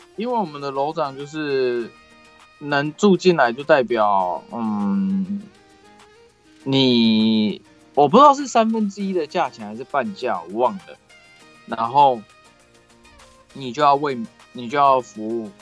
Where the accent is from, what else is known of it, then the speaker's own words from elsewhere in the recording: Taiwan; 我们台湾人